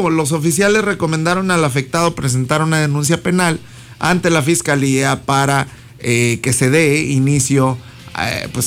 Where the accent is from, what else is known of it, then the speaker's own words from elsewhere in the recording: Palau, Coahuila, Mexico; Mira, yo soy de acá del, del, del 4, ¿verdad? Sí, soy de aquí de Palau, de aquí, vivo acá en el 4, el barrio 4.